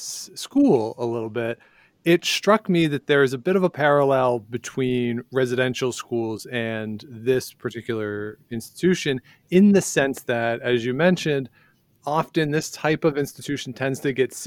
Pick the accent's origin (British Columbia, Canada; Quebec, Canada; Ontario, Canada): Ontario, Canada; being somebody who grew up in Ontario